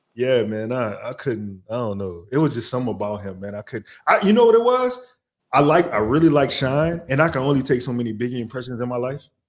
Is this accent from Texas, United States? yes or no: no; New Orleans, Louisiana, United States; moved away; I'm from New Orleans